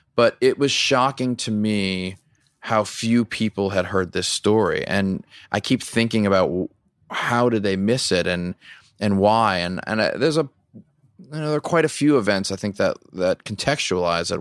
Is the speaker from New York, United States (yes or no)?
no; Louisiana, United States; I grew up in Louisiana